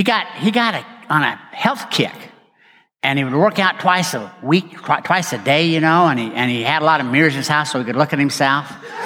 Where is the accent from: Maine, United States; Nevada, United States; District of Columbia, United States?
Nevada, United States; Reno; And they'd say, well, …, because I came from Reno.